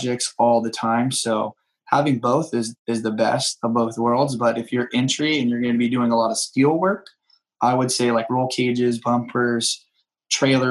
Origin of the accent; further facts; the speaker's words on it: San Diego, California, United States; I was just a kid growing up in East County, San Diego